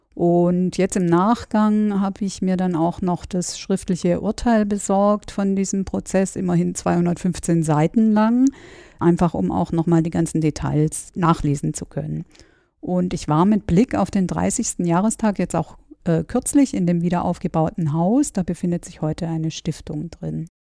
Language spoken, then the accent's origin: German; Stuttgart, Baden-Württemberg, Germany; kannte mich als Stuttgarterin äh, so ganz gut im Nachtleben aus